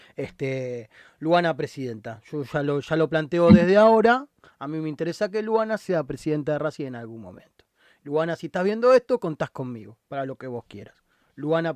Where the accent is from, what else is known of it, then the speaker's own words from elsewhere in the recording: Argentina; nuestra historia como argentinos